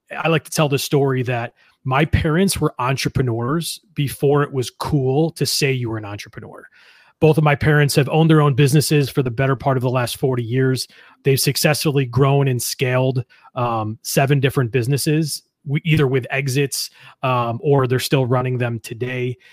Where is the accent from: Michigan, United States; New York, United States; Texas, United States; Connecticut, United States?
New York, United States; East Amherst; I grew up in East Amherst, New York, which is only about a town away from where I live now.